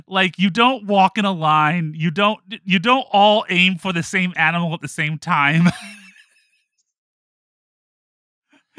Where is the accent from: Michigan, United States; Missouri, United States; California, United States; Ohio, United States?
Ohio, United States; I grew up in suburban Ohio